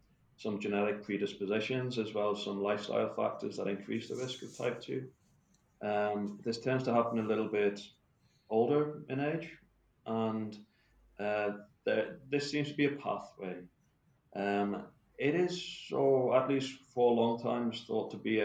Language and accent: English; United Kingdom; moved away; originally from the UK